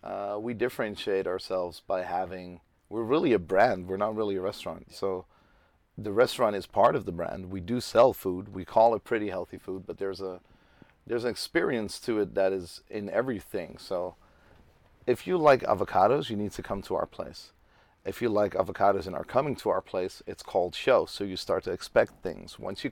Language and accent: English; Amsterdam, North Holland, Netherlands; English is a second language; I'm 35. I'm from Amsterdam.